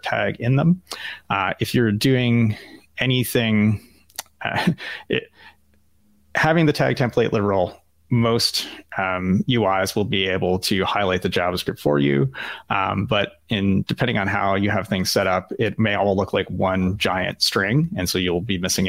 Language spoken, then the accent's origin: English; Canada; as a Canadian, and I don't know if your listeners have figured that out yet, but I am Canadian